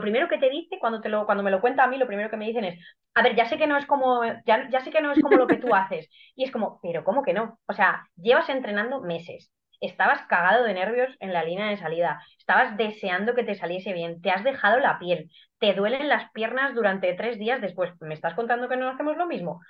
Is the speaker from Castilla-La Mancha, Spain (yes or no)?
yes; Guadalajara, Castilla-La Mancha, Spain; soy de Guadalajara, tengo 32 años eh, y hago atletismo desde hace 20. Mm, siempre he corrido aquí en mi ciudad